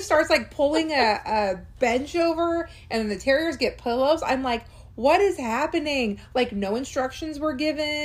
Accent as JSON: {"language": "English", "area": "Orange County", "region": "California", "country": "United States", "tie": "born or raised there", "moved": "yes", "lives_now": "Orange County, Florida, United States", "said": "I was actually born in Orange County, California"}